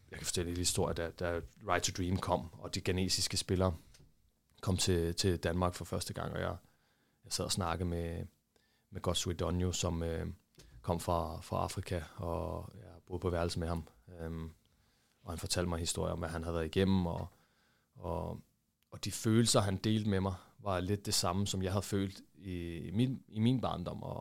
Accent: Brazil; Og også på grund af, at jeg var, jeg var brasilianer.

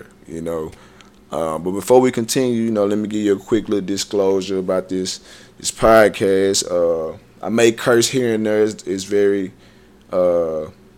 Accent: Dallas, Texas, United States; also born or lived in Memphis, Tennessee; I played my last college game in my hometown in the Cotton Bowl.

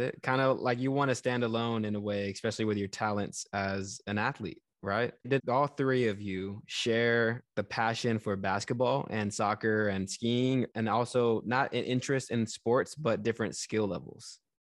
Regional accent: Texas, United States; grew up in the South. I grew up in Texas

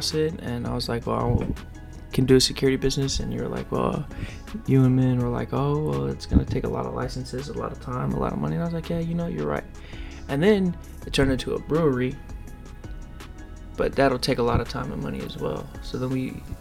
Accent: Havertown, Pennsylvania, United States; also born or lived in Philadelphia; I moved from Philadelphia to a town called Havertown.

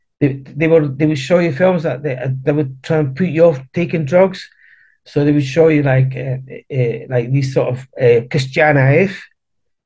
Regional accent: Edinburgh, Scotland, United Kingdom; accent: hard Edinburgh; moved away as an adult; also born or lived in Chile / Argentina / Cowdenbeath, Scotland; now in London, United Kingdom; my accent, it was like, it was really hard at that point. It was a really hard Edinburgh accent

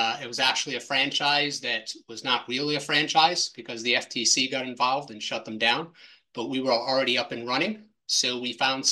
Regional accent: Massachusetts, United States; moved away; I grew up in Massachusetts. I lived about 45, 50 miles south of Boston.

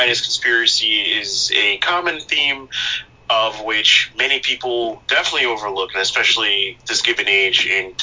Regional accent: Long Island, New York, United States; I'm from Long Island

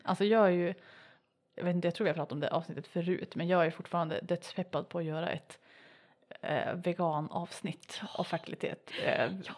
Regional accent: Piteå, Norrbotten County, Sweden; accent: Norrland dialect; jag kommer från Piteå, om det inte hörs

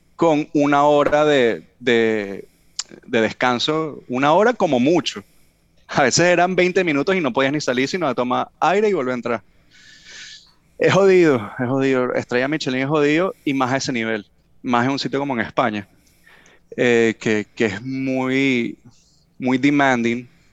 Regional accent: Venezuela; now in California, United States; le digo venezolano

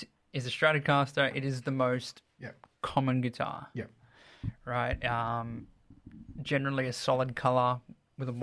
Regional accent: Sydney, New South Wales, Australia; growing up in Sydney back in the day

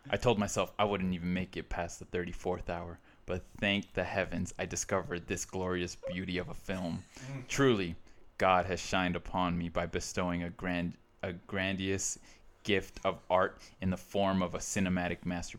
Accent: Utah, United States; It's art. This is art. We're from Utah.

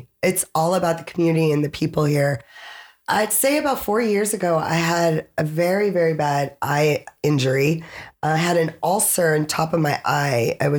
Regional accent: Frankfurt, Hesse, Germany; born there; I was born in Frankfurt, Germany at the army base.

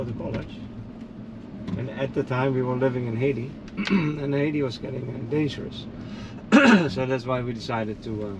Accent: Netherlands; now in Florida, United States; From the Netherlands.

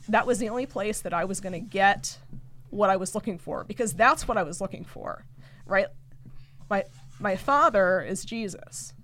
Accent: Lock Haven, Pennsylvania, United States; I'm from Lock Haven

